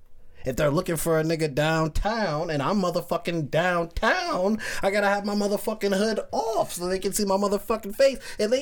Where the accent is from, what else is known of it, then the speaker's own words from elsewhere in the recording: Pennsylvania, United States; moved away; also born or lived in Brooklyn, New York / North Carolina; I was born in Brooklyn, right? But my mom moved to Pennsylvania when I was like 3, set up. And like she got her bachelor's degree and she started working in corporate, and I moved to Pennsylvania with her around 3 or 4